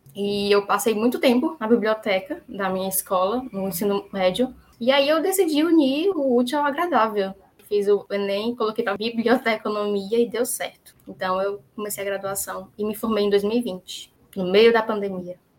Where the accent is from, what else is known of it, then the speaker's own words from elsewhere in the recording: Fortaleza, Ceará, Brazil; eu sou de Fortaleza, nasci e vivo aqui até hoje